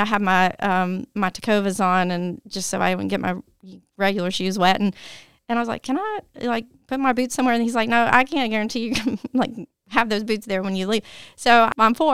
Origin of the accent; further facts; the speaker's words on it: Tennessee, United States; I was born and raised in Tennessee